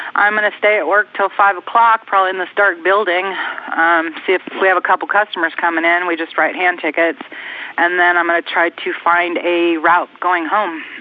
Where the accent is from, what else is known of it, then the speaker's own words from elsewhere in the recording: California, United States; moved away as an adult; now in Oklahoma, United States; I lived in California. I'm from California.